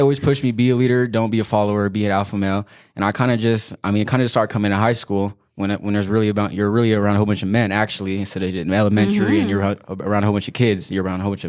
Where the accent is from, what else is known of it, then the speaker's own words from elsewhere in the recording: Banning, California, United States; I've been in Banning since I was like 2 years old. I went to Central, and then I went to Hemmerling and Nicolette. And Banning, I mean, it's been fine. I mean, it's just a small town, nothing crazy.